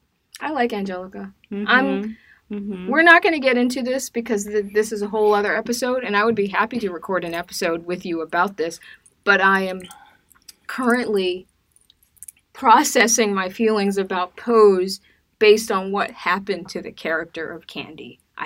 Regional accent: Decatur, Georgia, United States; I'm from Decatur.

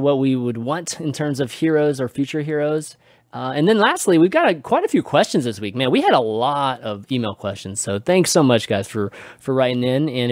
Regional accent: Houston, Texas, United States; Houston got a team, given that it's kind of my hometown, or at least where the town I grew up

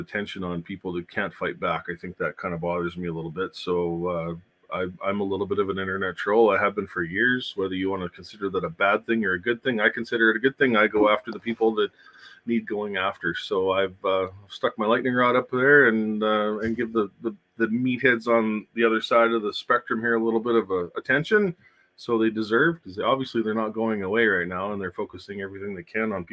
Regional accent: Saskatchewan, Canada; runs between Saskatchewan and Alberta. Shuttling the U.S. load. So I worked for a fleet, a company that brought loads into the U.S., and they would switch in my hometown, and then I would run them up to Alberta

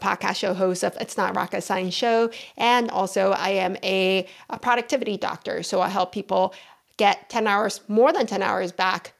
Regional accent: Houston, Texas, United States; also born or lived in Taiwan; I moved to Houston when I was 9 years old

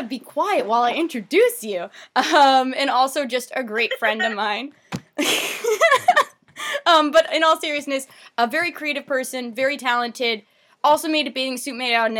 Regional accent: United States; as an American

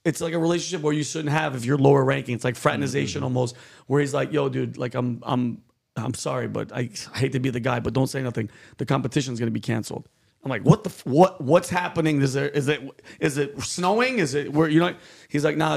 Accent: New York City, New York, United States; being a New Yorker

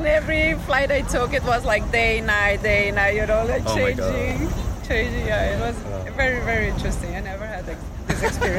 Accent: Brazil

